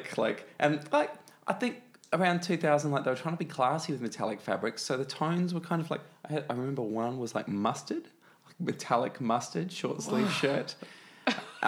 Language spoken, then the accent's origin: English; Rockingham, Western Australia, Australia; also born or lived in Perth; I grew up in Rockingham in Western Australia, which is kind of the Frankston of Western Australia